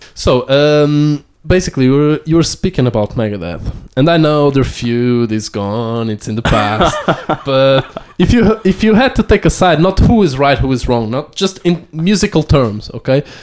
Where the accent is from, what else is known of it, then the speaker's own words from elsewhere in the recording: Amadora, Lisbon, Portugal; where I was born and where where I grew up in Amadora